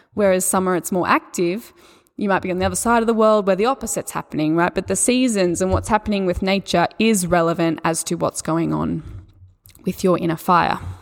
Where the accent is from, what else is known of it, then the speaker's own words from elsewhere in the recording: Australia; accent: Australian; my Australian accent